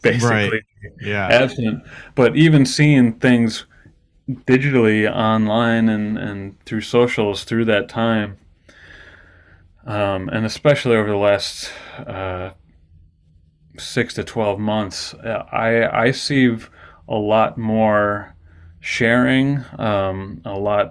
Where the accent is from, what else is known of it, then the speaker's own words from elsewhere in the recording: West Allis, near Milwaukee, Wisconsin, United States; moved away; I came back to Milwaukee in 2011. I grew up in West Dallas, but I didn't find my way back here until 2011.